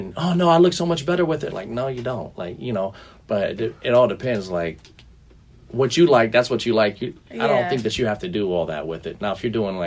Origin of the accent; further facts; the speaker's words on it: Cleveland, Ohio, United States; I'm from Cleveland, so I get cold, but I get hot real quick